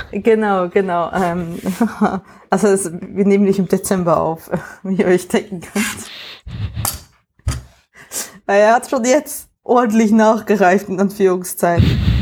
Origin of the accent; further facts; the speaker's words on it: near Worb, Emmental, Bern, Switzerland; moved away; so neben Worp ähm, und also quasi auch in der Nähe, wo ich aufgewachsen bin